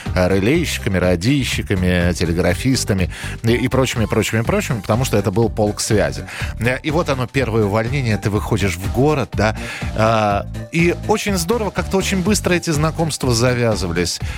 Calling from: Kirov, Kirov Oblast, Russia; Я звоню из Кирова

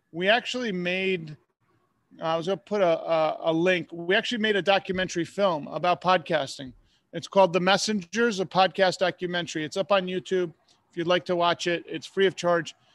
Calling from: Tampa, Florida, United States; I am coming from Tampa, Florida.

